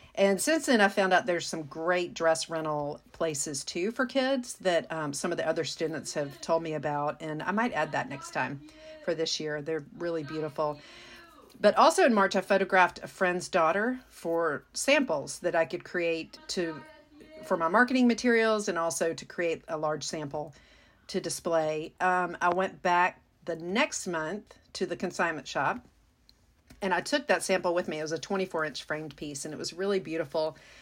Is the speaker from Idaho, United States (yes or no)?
no; Mississippi, United States; moved away; my home state of Mississippi